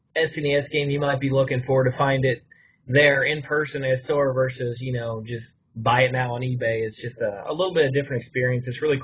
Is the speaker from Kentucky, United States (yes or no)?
yes; around Louisville, Kentucky, United States; the closest one around where we grew up was around Louisville, Kentucky.